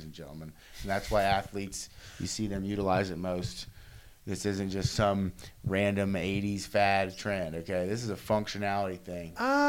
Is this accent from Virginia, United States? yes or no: no; Erlanger, Kentucky, United States; also born or lived in Edgewood, Kentucky; But I grew up in Erlanger and Edgewood.